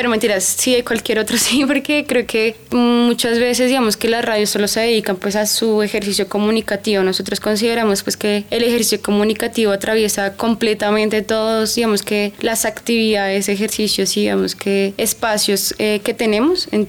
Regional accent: Bogotá, Colombia; Viví y crecí en el, en el Codito toda mi vida, pero como que hubo un conflicto de no reconocerme, digamos que en ese, en ese lugar. Me fui de mi barrio por un tema personal.

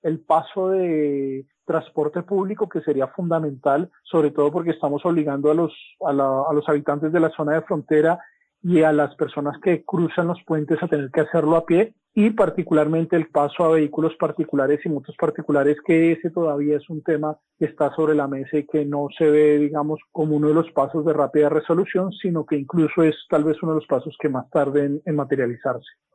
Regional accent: Colombia

